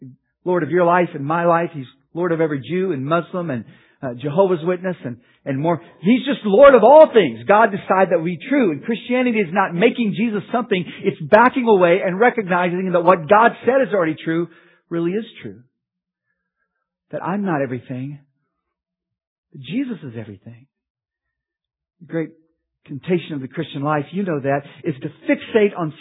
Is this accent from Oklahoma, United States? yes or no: yes; Oklahoma, United States; I grew up in Oklahoma